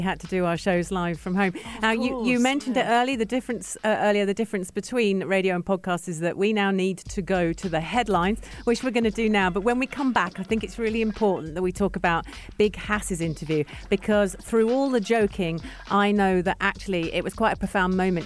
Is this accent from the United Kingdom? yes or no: yes; England, United Kingdom; now in UAE; two English girls